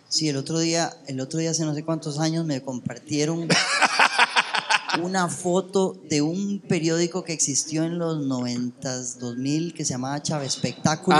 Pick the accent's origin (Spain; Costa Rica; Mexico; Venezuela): Costa Rica; also born or lived in United States; yo nací en Estados Unidos, bueno, eso ya lo había contado, pero cuando llegué a Costa Rica